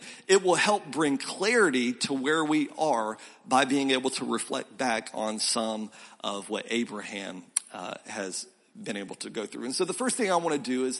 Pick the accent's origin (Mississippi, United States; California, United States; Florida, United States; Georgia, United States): Florida, United States; Milton; also born or lived in South Carolina; now in Columbia, SC, United States; I grew up in a small town called Milton outside of Pensacola